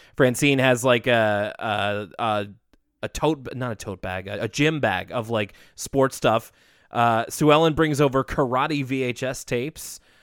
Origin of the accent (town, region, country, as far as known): Canada